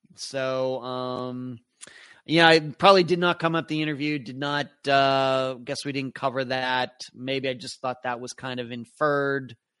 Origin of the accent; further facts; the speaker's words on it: Pennsylvania, United States; also born or lived in Nevada; now in Florida, United States; I grew up in Pennsylvania